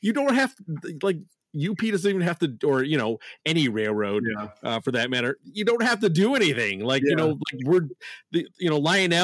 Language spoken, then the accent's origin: English; Chicago, Illinois, United States; I'm from Chicagoland area